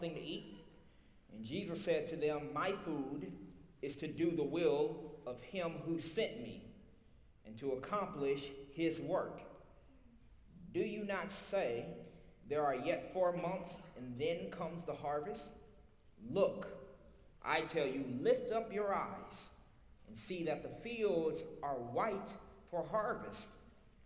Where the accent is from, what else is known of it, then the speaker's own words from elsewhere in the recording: Little Rock, Arkansas, United States; accent: Southern; I'm from Little Rock, Arkansas, born and raised. I got a little South in my mouth